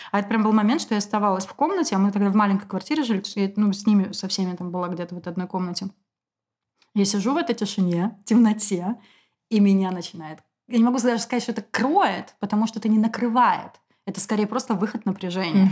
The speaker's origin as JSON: {"language": "Russian", "region": "Moscow", "country": "Russia", "said": "я москвичка. Потомственная"}